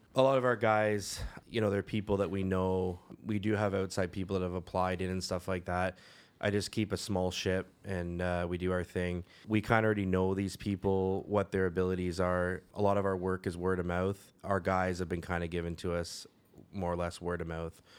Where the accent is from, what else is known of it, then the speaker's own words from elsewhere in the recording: Caledon, Ontario, Canada; I grew up in Caledon